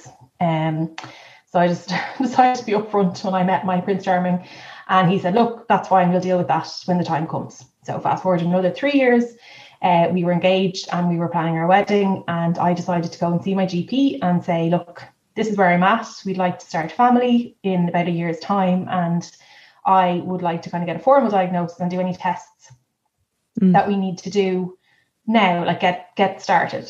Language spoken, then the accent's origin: English; Dublin, Leinster, Ireland; moved away as an adult; now in Kildare, Ireland; we are both from Dublin but live in Kildare